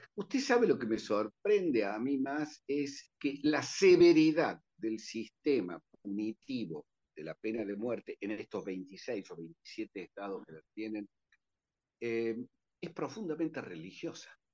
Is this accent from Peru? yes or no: no; Argentina